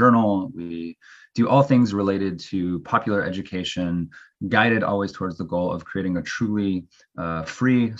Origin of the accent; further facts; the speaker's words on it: Bremerton, Washington, United States; I'm from the Pacific Northwest, a town called Bremerton outside Seattle